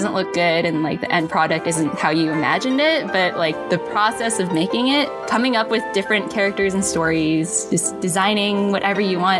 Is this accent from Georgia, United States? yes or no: no; Bay Area, California, United States; I'm from the Bay Area